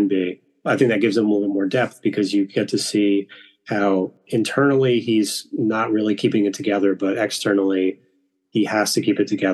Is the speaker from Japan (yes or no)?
no; Marlborough, New York, United States; my hometown, which is Marlborough, New York.